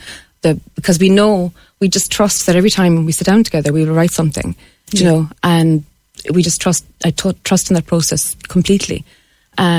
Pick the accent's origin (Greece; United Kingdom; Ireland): Ireland; Cobh, Munster; And I'm from Cove